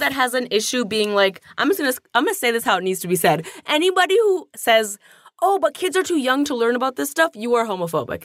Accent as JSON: {"language": "English", "town": "Toronto", "region": "Ontario", "country": "Canada", "tie": "born or raised there", "said": "growing up in Toronto, you know, I didn't know a single queer person in high school"}